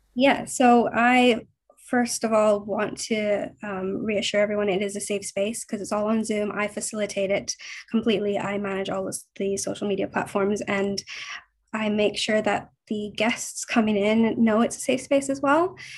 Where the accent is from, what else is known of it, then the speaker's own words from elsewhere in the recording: Vancouver, British Columbia, Canada; moved away as an adult; now in London, United Kingdom; I'm from Vancouver. I'm actually currently in Vancouver at the moment. Um, I moved to London six and a half years ago